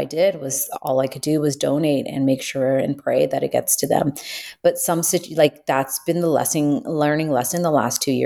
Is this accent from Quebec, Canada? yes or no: no; Toronto, Ontario, Canada; I grew up in Toronto, downtown Toronto